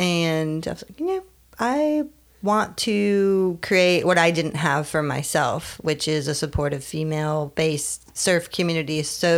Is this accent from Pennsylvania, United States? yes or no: no; Connecticut, United States; moved away as an adult; also born or lived in California; now in Wrightsville Beach, United States; I'm from Connecticut. Oh. Yeah, it's interesting. Yeah, from Connecticut on a horse farm.